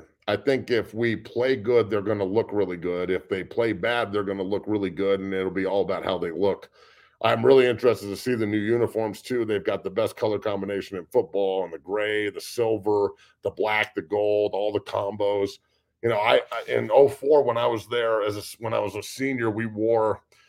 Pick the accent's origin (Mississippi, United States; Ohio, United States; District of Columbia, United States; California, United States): Ohio, United States; I'm from Northeast Ohio.